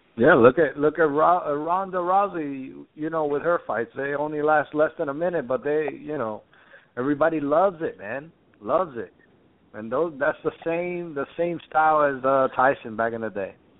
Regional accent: United States

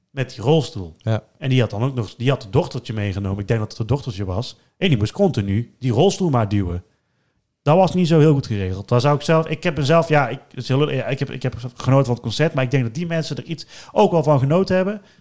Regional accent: Netherlands; als Nederlanders

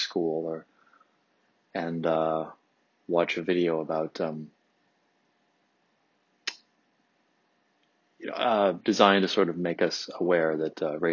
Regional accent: Detroit, Michigan, United States; I grew up 3 miles outside of Detroit proper, until I was 10

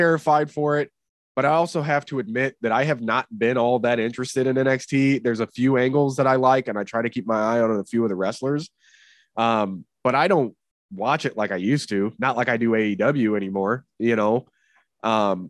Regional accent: St. Louis, Missouri, United States; I'm from St. Louis

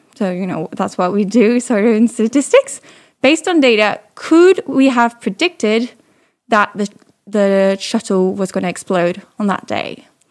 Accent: Paris, Île-de-France, France; accent: slight British; English is a second language; moved away as an adult; also born or lived in London; I'm originally French. I grew up in Paris and I was um, in high school in Paris

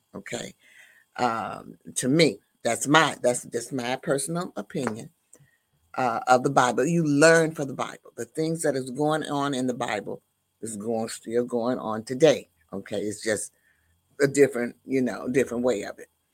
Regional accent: the South, United States; grew up in the Baptist and the Methodist churches, uh, in the South because I am from the South

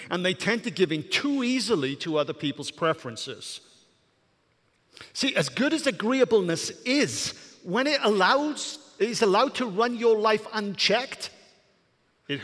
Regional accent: Welsh, Wales, United Kingdom; moved away; I'm Welsh

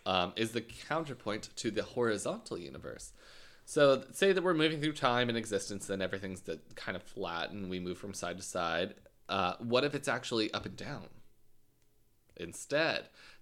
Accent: Gorham, Illinois, United States; Because I guessed them. I'm from Gorman.

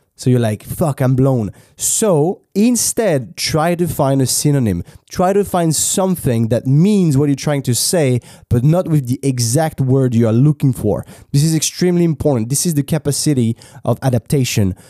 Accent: France; accent: French; English is a second language; I was French

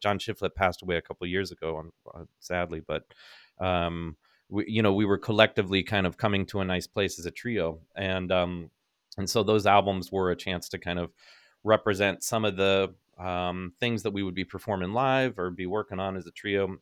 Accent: Northern California, United States; growing up in Northern California

